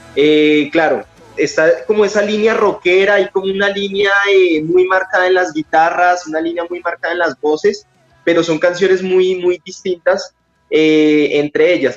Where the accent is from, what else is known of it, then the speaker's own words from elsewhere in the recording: Colombia; somos de Colombia